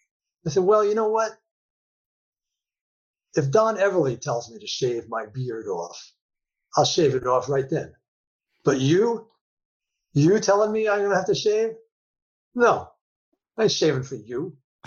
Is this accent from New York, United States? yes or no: yes; New York, United States; It was hot as fuck. I'm a New Yorker.